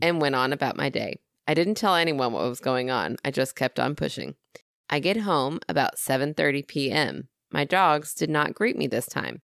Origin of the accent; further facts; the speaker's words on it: Southern, United States; accent: Southern; my Southern accent.